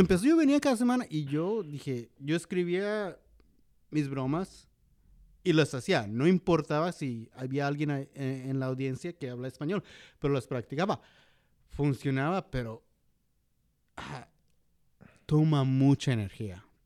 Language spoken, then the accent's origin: Spanish; San Luis Potosí, Mexico; now in Chicago, United States; de donde soy de San Luis